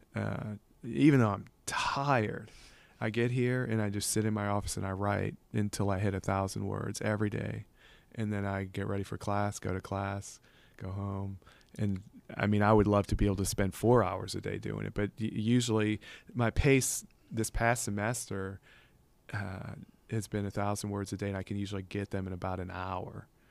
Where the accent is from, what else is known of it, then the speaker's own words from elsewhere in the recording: Covington, Louisiana, United States; also born or lived in New Orleans, Louisiana; we moved from New Orleans when I was about five years old or younger, 'cause I hadn't even started school yet. to Covington